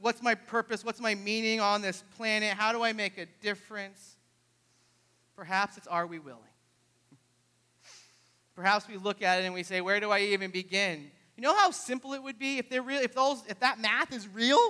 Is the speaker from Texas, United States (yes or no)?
no; New Hampshire, United States; moved away; I grew up in New Hampshire